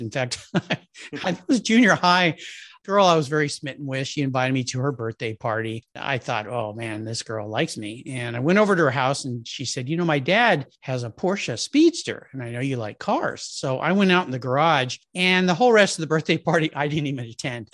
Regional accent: La Jolla, California, United States; I grew up in La Jolla, California, which is in Southern California, just north of San Diego.

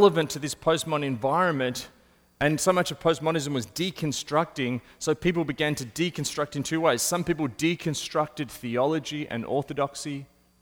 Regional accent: Australia; as an Australian

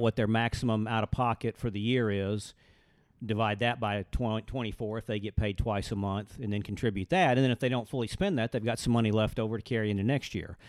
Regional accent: Birmingham, Alabama, United States; grew up in Birmingham, Alabama

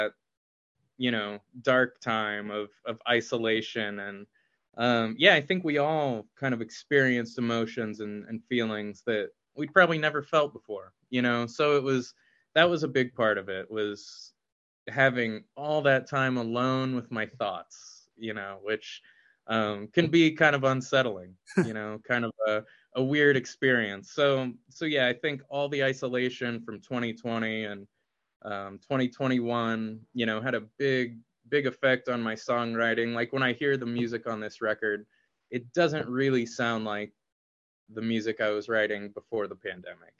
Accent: Indianapolis, Indiana, United States; I hope it's like a gift to my hometown

